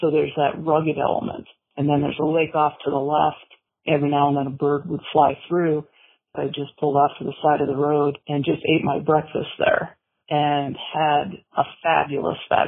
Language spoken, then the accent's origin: English; Montana, United States; also born or lived in Twin Cities, Minnesota, United States; I was born in Minnesota in the Twin Cities area. My family moved to Montana when I was 9